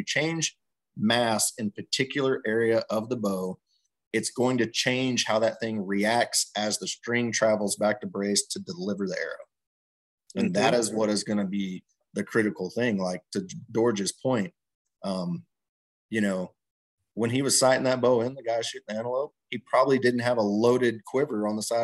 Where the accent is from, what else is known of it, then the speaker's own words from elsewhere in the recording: Texas, United States; moved away; I grew up in Texas, you know, hunting out of tree stands and ground blinds and stuff like that.